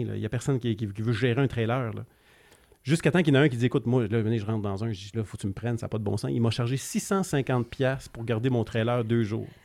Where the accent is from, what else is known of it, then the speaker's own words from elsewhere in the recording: Granby, Quebec, Canada; also born or lived in Paspébiac, Gaspésie, Quebec; on est arrivé ici dans la région de Granby. Euh, j'étais quoi J'avais 7 ans, 7-8 ans